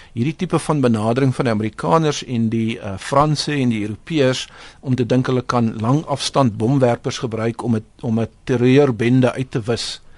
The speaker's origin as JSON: {"language": "Afrikaans", "country": "South Africa"}